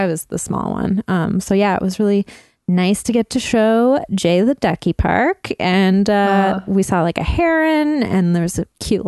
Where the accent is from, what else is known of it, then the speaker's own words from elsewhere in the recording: Burnaby, British Columbia, Canada; now in Vancouver, Canada; my hometown of Burnaby